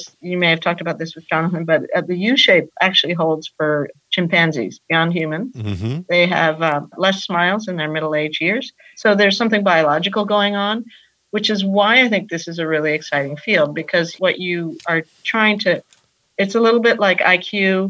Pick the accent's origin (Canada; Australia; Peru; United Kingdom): Peru; also born or lived in United States; I'm from Peru, as I think I mentioned to you. Mm-hmm. Grew up between the United States and Peru